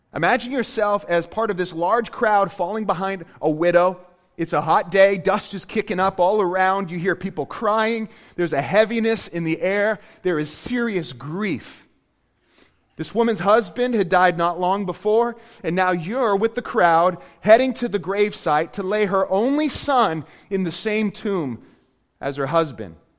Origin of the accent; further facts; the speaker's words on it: Portland, Maine, United States; moved away; I, I grew up in Maine. Uh, I'm from Portland, Maine